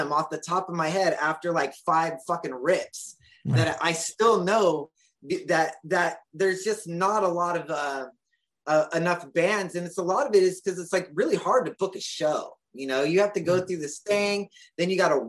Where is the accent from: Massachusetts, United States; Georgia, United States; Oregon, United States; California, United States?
California, United States; I'm born and raised in California